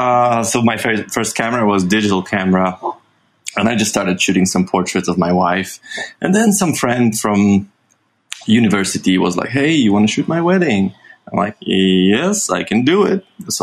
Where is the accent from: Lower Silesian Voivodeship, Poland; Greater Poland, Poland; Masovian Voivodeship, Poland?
Masovian Voivodeship, Poland; Warsaw; I was born and raised in Warsaw, so that's the capital of Poland.